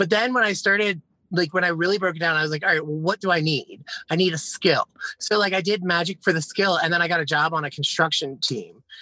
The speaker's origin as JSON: {"language": "English", "region": "Pennsylvania", "country": "United States", "tie": "born or raised there", "moved": "as an adult", "lives_now": "South Carolina, United States", "said": "I went back to Philadelphia because it's where I was born. I grew up in like um, Bucks County and Montgomery"}